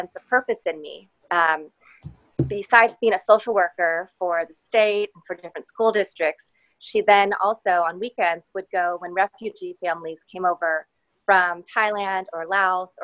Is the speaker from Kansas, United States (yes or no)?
yes; Lawrence, Kansas, United States; moved away as an adult; also born or lived in Chicago / San Francisco / Los Angeles; now in Houston, United States; I grew up in Lawrence, Kansas, and I lived a lot of places before I ended up in Houston